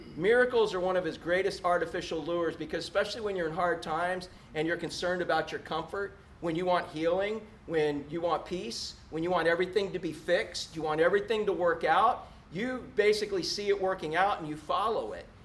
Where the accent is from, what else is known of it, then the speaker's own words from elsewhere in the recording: Space Coast, Florida, United States; When I first got here from fishing the Space Coast, growing up in the Space Coast